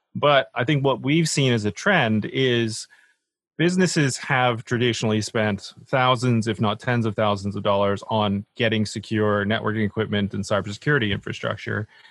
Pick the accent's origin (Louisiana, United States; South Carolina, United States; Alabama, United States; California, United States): Alabama, United States; moved away as an adult; also born or lived in Boston; now in United Kingdom; I was born and raised in Alabama, of all places.